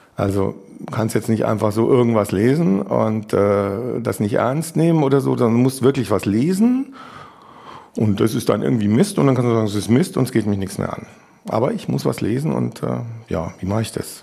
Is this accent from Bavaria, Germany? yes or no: yes; Munich, Bavaria, Germany; ich komme ja aus München